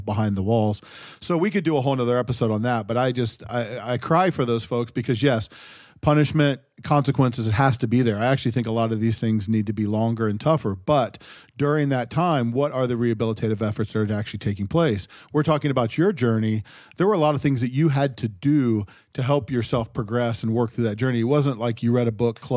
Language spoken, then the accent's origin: English; Ohio, United States; I grew up in Ohio